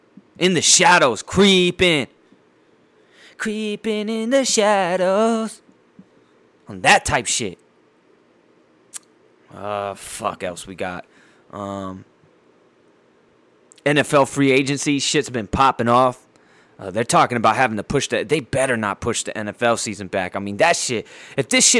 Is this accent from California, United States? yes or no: yes; San Diego, California, United States; my hometown, Dago Beach, California